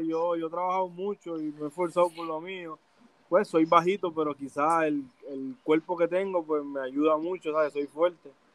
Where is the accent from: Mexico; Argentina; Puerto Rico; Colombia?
Puerto Rico; San Juan; also born or lived in Canóvanas, Puerto Rico; Nacido y criado en Manuela Pérez